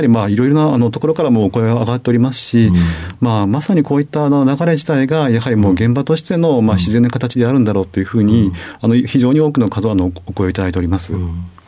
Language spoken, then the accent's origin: Japanese; Suzuka, Mie, Japan; 三重県鈴鹿市になりますね